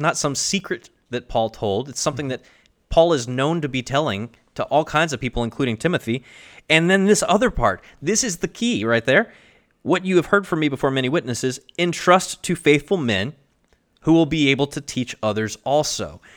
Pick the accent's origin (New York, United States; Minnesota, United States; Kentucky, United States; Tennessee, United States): Kentucky, United States; my home state